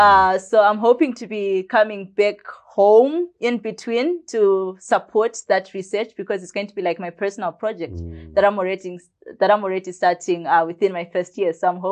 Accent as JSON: {"language": "English", "region": "Bulawayo", "country": "Zimbabwe", "tie": "born or raised there", "said": "I was born in Bulawayo here in Zimbabwe at Mater Dei on the 23rd of March in 2003."}